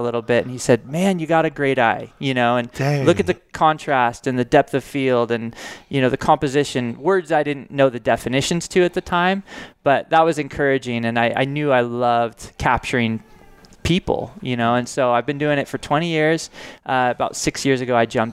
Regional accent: Paso Robles, California, United States; I grew up in Paso

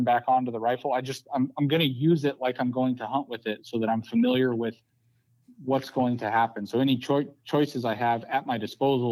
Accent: Colorado, United States; moved away; I grew up in Colorado

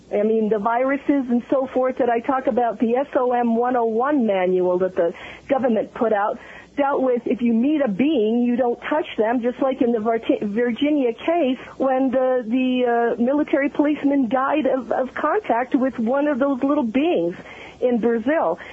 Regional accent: Italy; I was born in Italy. I have an Italian background

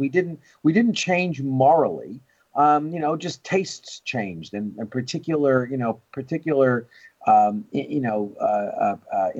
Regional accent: New York, United States; when I was a kid growing up in New York

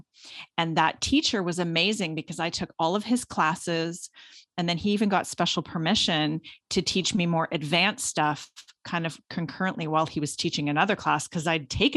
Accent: Guelph, Ontario, Canada; So I grew up in Guelph, which is a town just about an hour outside of Toronto

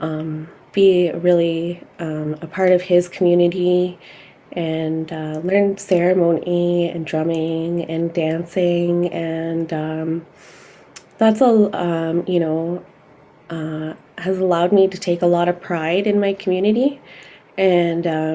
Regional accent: Brampton, Ontario, Canada; also born or lived in Salt River First Nation, Northwest Territories; my roots are from Salt River First Nation, Northwest Territories, but I grew up here in Ontario

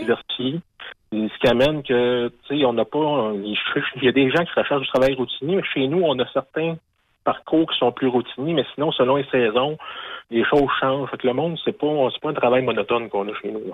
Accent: Lorrainville, Quebec, Canada; je suis de Lorainville

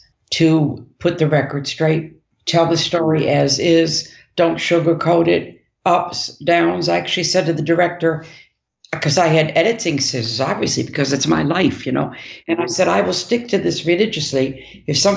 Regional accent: Detroit, Michigan, United States; we're from Detroit

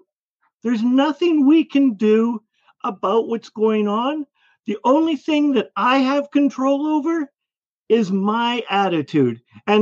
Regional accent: Calgary, Alberta, Canada; I'm from Calgary

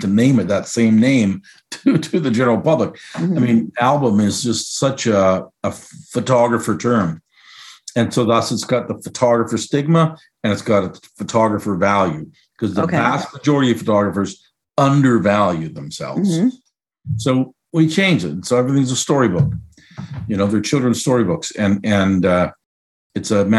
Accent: Canada; now in United States; I'm Canadian, and we're both American citizens as well

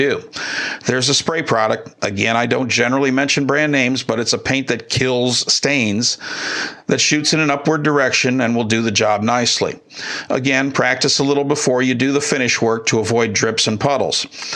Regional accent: Midwest, United States; moved away; I grew up in the Midwest

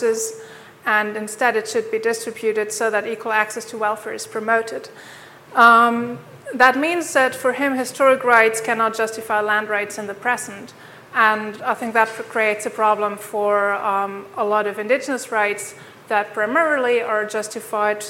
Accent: Germany; now in Tromsø, Norway; I'm originally from Germany

